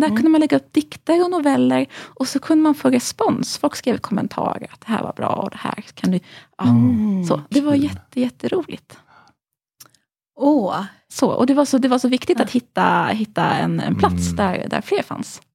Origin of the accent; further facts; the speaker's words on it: Halmstad, Halland County, Sweden; jag växte upp i Halmstad, jag gick i skolan i Söndrum.